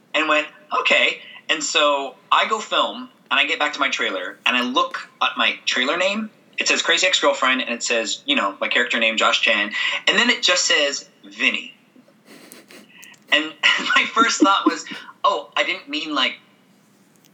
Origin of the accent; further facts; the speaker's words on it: San Francisco, California, United States; moved away as an adult; also born or lived in Santa Maria, California / New York; I'm probably going to teach in San Francisco, where my hometown